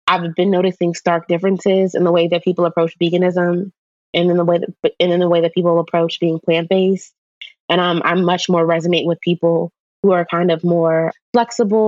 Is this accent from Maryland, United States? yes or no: yes; Maryland, United States; I'm from Maryland